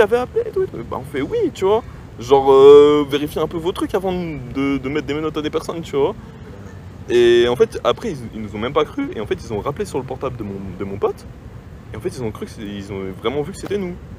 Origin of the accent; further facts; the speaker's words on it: France; je suis français